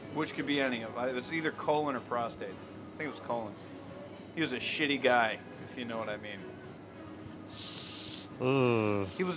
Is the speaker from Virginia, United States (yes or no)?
no; Florida, United States; I was growing up in Florida